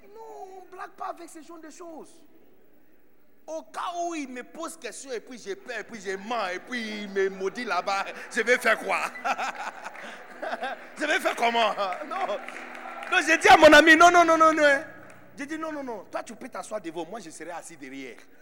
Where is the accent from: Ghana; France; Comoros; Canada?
Ghana; Accra, Greater Accra; French is a second language; moved away as an adult; now in Côte d'Ivoire; né de Bidonville d'Agra